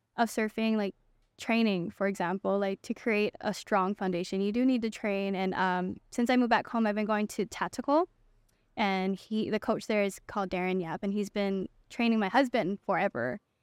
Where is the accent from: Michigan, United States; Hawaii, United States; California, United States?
Hawaii, United States; Makaha, Oahu; So I'm born on the island of Oahu, and I grew up, uh, on the west side in Makau, Hawaii.